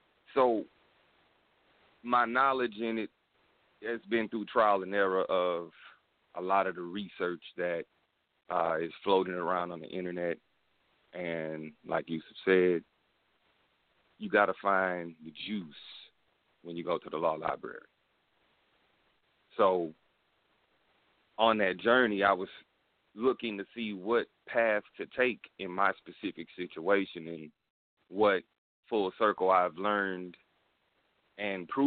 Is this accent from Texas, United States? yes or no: yes; Houston, Texas, United States; I'm hailing from the Republic of Texas, you know, H-Town.